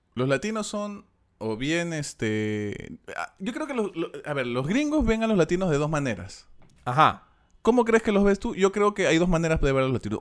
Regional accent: Peru; nosotros siendo extranjeros, siendo peruanos

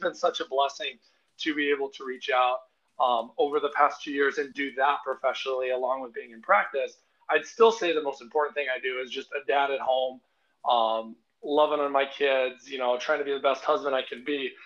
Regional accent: Arizona, United States; now in Crystal Lake, United States; I grew up in Arizona

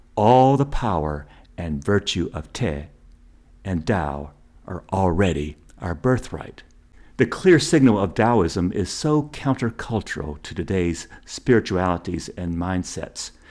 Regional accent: American South, United States; growing up in the American South

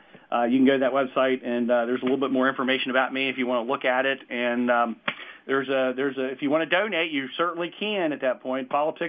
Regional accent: West Virginia, United States; I'm originally from the Northern Panhandle. I graduated from Brook High School in 86. And then went to WVU in Morgantown for 6 years and got a degree in pharmacy.

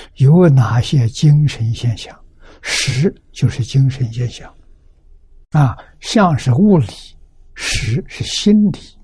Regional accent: China; 我们中国人

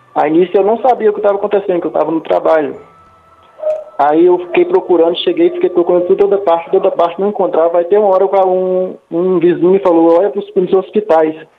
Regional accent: Minas Gerais, Brazil; now in Rio de Janeiro, Brazil; eu moro no Rio de Janeiro, só que aí nós somos de Minas Gerais

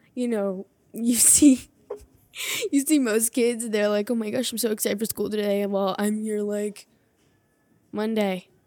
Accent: Hershey, Pennsylvania, United States; I am from Hershey, Pennsylvania

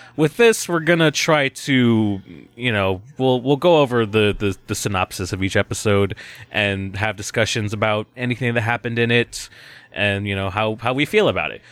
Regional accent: United States; As, as American viewers

